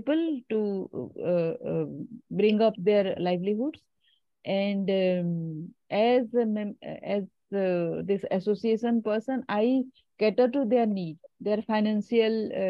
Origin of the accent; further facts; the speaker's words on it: India; I'm from India